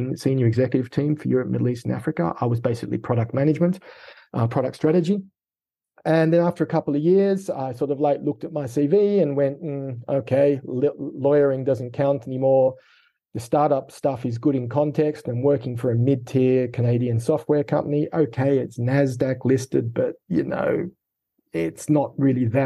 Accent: Sydney, New South Wales, Australia; accent: Australian; moved away as an adult; also born or lived in United Kingdom; I have an Australian accent. And so I was born in Sydney, high school in Sydney, and did my first two university degrees

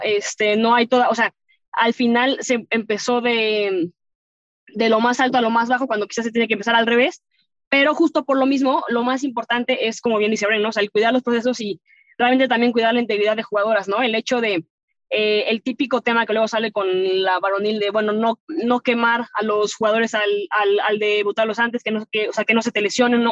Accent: Mexico; como mexicana que te vio, o sea, que te tocó ver que no había nada

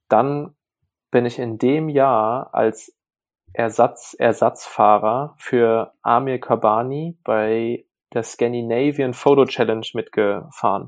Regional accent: Burbach, North Rhine-Westphalia, Germany; der Ort, wo ich groß geworden bin, Burbach, hat ungefähr 5000 Einwohner

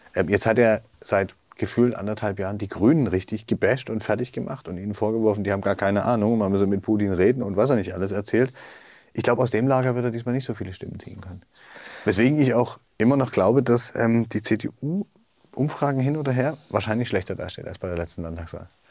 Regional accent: East Germany, Germany; als Ostdeutsche

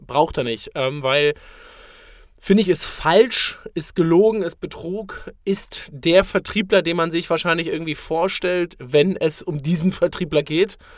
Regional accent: Berlin, Germany; ich komme zum Beispiel aus dem Berliner Norden

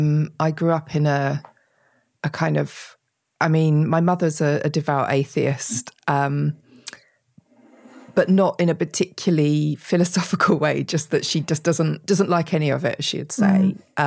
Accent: United Kingdom; which we absolutely hate talking about being British.

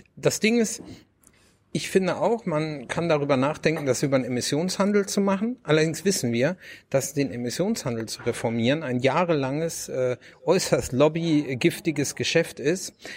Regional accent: Lower Saxony, Germany; now in North Rhine-Westphalia, Germany; ich komme ursprünglich aus Niedersachsen, wohne in Nordrhein-Westfalen und ähm, habe aber den größten Teil der Zeit wirklich auf dem Land in Niedersachsen verbracht

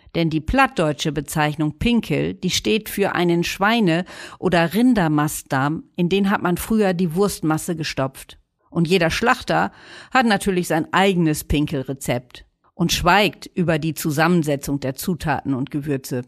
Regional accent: Northern Germany, Germany; wir Norddeutschen

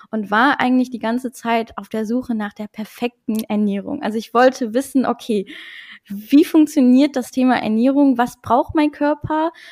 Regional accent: Luxembourg; German is a second language; moved away as an adult; now in North Rhine-Westphalia, Germany; Ich komme ursprünglich aus Luxemburg, also Deutsch, äh, Deutsch ist auch gar nicht meine Muttersprache. Und äh, genau, ich wohne jetzt seit vier Jahren ungefähr in NRW

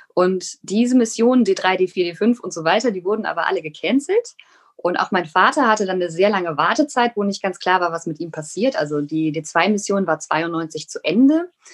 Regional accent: Rhineland, Germany; ich bin ja aus dem Rheinland. Ich kann zwar kein Kölsch

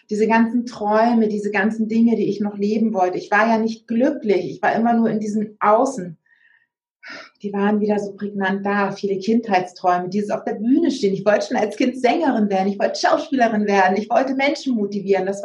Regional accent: Hamburg, Germany; meine Heimat, der Hamburger Hafen, also meine Heimat Hamburg

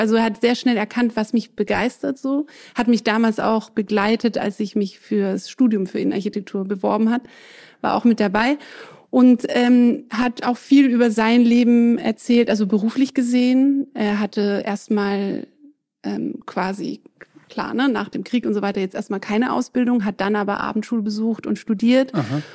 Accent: Southern Germany, Germany; first language French; moved away as an adult; also born or lived in England / France; now in Berlin, Germany; Ich bin in Süddeutschland aufgewachsen

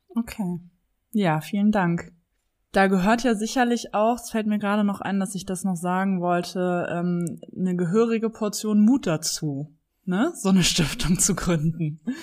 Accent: Cologne, North Rhine-Westphalia, Germany; Ich bin in Köln geboren und lebe auch in Köln

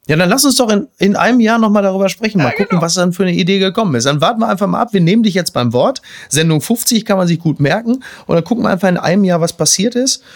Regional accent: Castrop-Rauxel, North Rhine-Westphalia, Germany; ich komme aus dem Ruhrgebiet, in meiner Heimatstadt Kastrop-Rauxel

